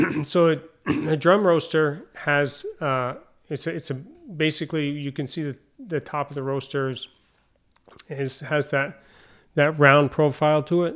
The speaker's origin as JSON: {"language": "English", "town": "Derby Line", "region": "Vermont", "country": "United States", "tie": "born or raised there", "also_born_or_lived": "San Diego / South Carolina", "moved": "as an adult", "lives_now": "Rouses Point, United States", "said": "my hometown, uh, Derby Line, Vermont."}